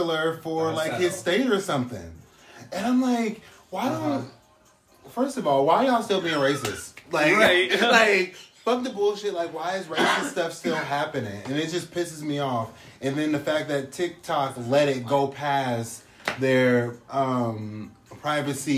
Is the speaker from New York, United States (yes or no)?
no; Portland, Oregon, United States; I'm from Portland, Oregon.